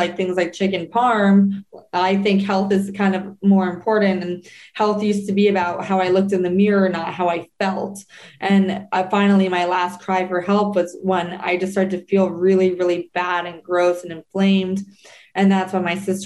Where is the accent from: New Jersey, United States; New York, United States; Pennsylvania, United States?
New Jersey, United States; growing up in New Jersey